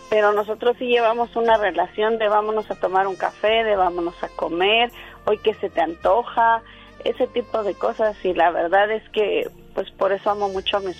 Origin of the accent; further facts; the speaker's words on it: Rancho de la Rosa, Michoacán, Mexico; born there; En La Rosa. Se llama Rancho de la Rosa y es en Michoacán.